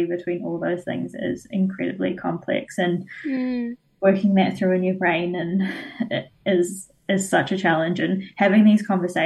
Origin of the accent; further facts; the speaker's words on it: Fiji; now in New Zealand; I was not from India, I was from Fiji